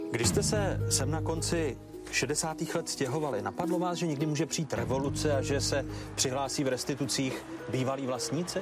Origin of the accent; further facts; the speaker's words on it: Czechia; my jako Češi, Moravané a Slezané